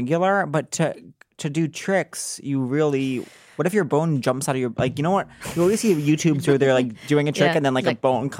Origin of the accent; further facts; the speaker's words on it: New York, United States; Long Island.